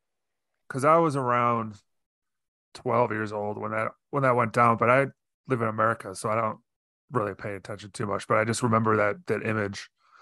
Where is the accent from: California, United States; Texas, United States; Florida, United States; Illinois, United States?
Illinois, United States; Chicago; I grew up in Chicago area